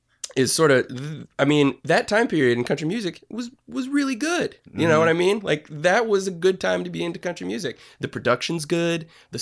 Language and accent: English; Ellington, Connecticut, United States; I am from Ellington, Connecticut.